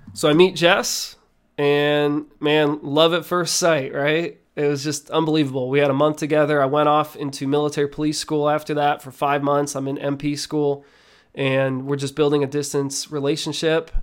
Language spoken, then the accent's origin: English; Nazareth, Pennsylvania, United States; I was born and raised in Nazareth, Pennsylvania.